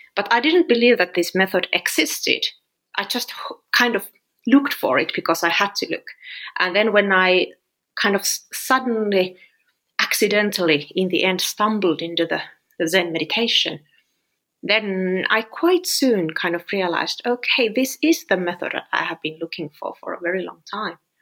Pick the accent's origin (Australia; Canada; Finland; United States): Finland; I'm from Finland